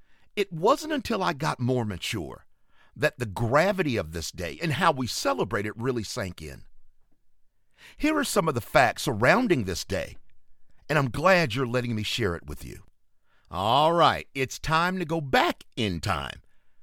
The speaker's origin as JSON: {"language": "English", "town": "Charlotte", "region": "North Carolina", "country": "United States", "tie": "born or raised there", "said": "my hometown area, Charlotte, and the whole Metrolina region."}